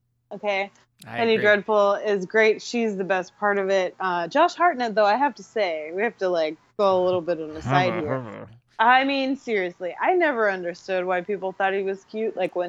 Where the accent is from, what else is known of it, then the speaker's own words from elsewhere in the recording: United States; I'm not British